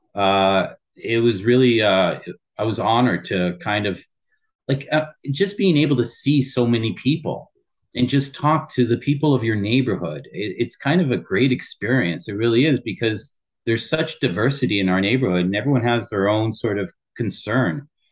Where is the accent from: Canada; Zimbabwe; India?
Canada; Windsor, Ontario; also born or lived in Tokyo, Japan; born and raised in Windsor, Ontario